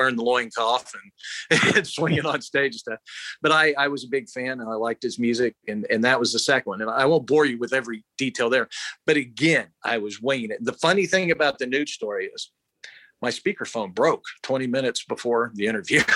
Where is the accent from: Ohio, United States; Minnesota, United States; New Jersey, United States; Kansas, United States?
Kansas, United States; Kansas, Arkansas City, United States; I'd usually say I was from Wichita because I knew I say Arch City, Kansas